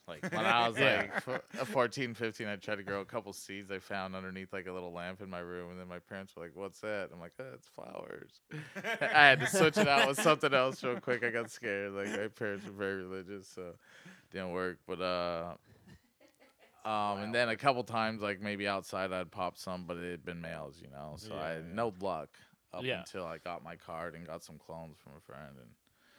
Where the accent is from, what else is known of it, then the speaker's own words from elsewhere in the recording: Elkton, Oregon, United States; also born or lived in Arizona / California; I was born in Arizona, then California, then I lived in Elkton from like first grade to seventh grade.